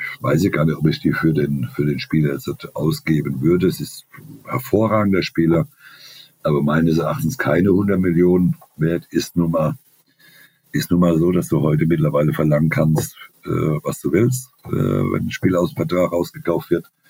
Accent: Germany; als, als Deutscher

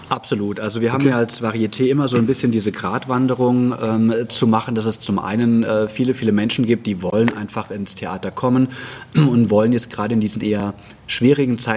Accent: Hesse, Germany; born there; Also ich bin ja ein ähm, Reingeschmeckter, ich bin äh, gebürtiger Hesse, aber ich finde das eigentlich ganz arg schön, dass äh, hier auch noch Dialekt gesprochen wird

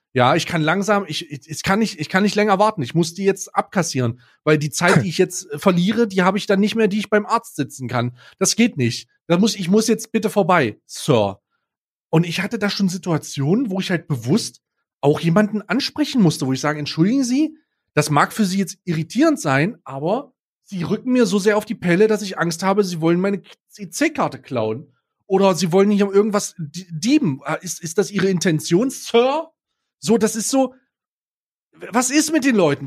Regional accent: East Germany, Germany; ich als gebürtiger Ossi, ja, als langjähriges Mitglied der Osten, Ost, der Ossis und immer noch Ossi

